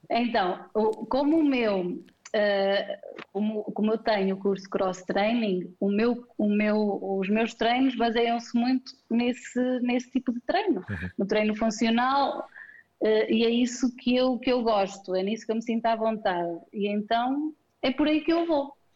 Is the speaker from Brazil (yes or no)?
no; Penalva de Castelo, Centro, Portugal; moved away as an adult; now in Viseu, Portugal; bocadinho mais ou menos longe daqui de Viseu, uh, Penalva de Castelo, mas vim estudar para Viseu e cá fiquei a trabalhar